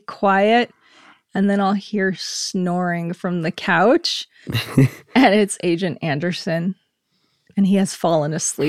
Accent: Germany; And I grew up in Germany, so I remember in the apartment complex where I lived, someone would actually dress up like St. Nicholas on December 6th

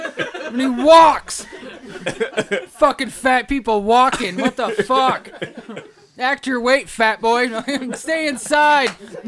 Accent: Hilliard, Ohio, United States; I grew up in Hilliard, bitch.

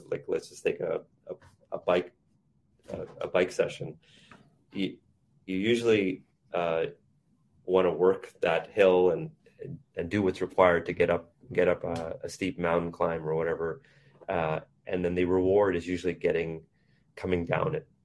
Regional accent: Vancouver, British Columbia, Canada; moved away as an adult; also born or lived in India; now in United States; I was raised in India. I grew up in East Vancouver in Canada, and then had an opportunity to move to the US to work in a career

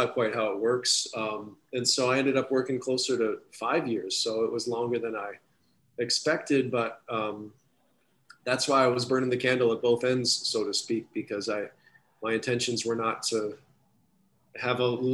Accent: Minneapolis, Minnesota, United States; my hometown in Minneapolis

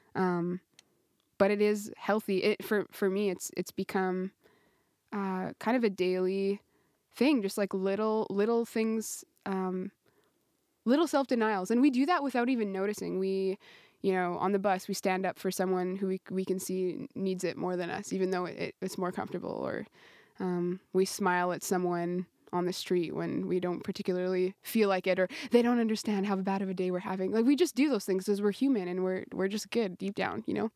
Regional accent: Canada; moved away as an adult; now in Italy; we have Tim Hortons, Tim Hortons up in Canada

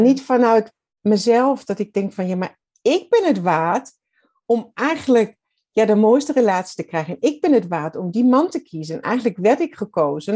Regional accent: Southern Germany, Germany; Dutch is a second language; moved away as an adult; now in Netherlands; ik ben Duits

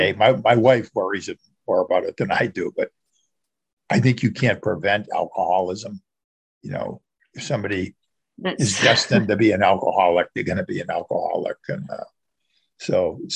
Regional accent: outside Boston, Massachusetts, United States; I grew up right outside Boston, the Boston area. And I've lived here most of my life.

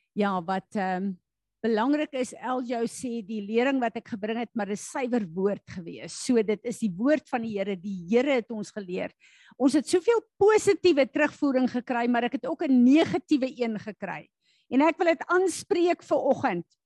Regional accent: South Africa; as Suid-Afrikaners

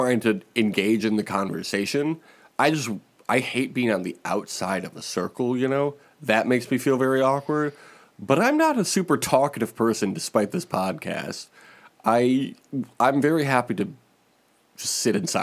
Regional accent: Chicago, Illinois, United States; my hometown, Chicago, Illinois.

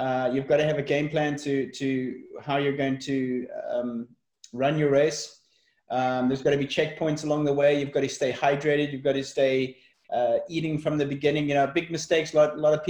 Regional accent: South Africa; I was brought up in South Africa

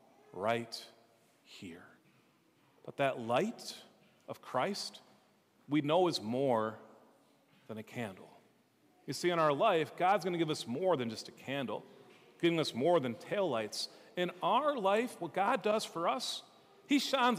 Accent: Minnesota, United States; I'm from Minnesota

